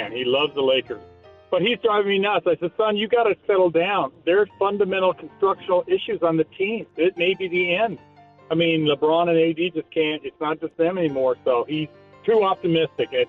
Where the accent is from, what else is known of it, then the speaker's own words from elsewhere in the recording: Canada; I also wanted to say I'm being from Canada, watching these outdoor games with the snow and everything.